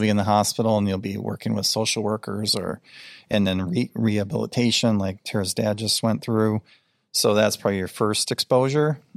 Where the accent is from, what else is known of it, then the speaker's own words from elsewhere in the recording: Rochester, Minnesota, United States; now in Iowa, United States; where I grew up was in Rochester, Minnesota